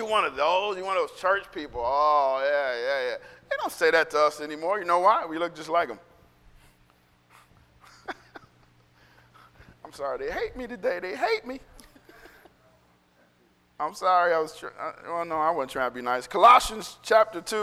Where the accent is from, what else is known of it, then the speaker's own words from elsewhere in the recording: United States; I'm an American